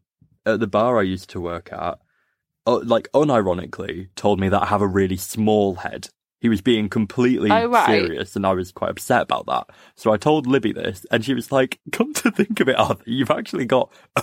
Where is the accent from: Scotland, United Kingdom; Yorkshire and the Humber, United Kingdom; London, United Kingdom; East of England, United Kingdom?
Yorkshire and the Humber, United Kingdom; Hull; now in Manchester, United Kingdom; we're both from Hull, but I live in Manchester.